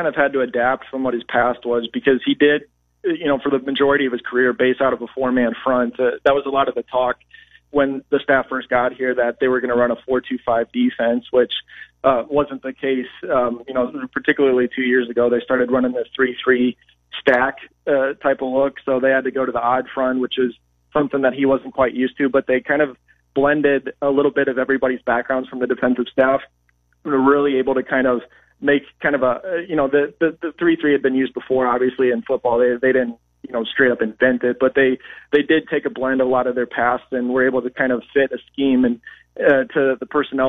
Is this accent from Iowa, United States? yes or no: yes; Iowa, United States; I grew up on a farm. So my dad, he farmed the ground until I was about 8.